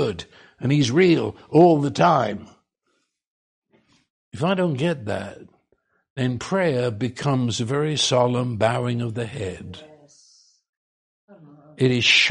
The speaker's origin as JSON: {"language": "English", "country": "United Kingdom", "said": "I'm Brit."}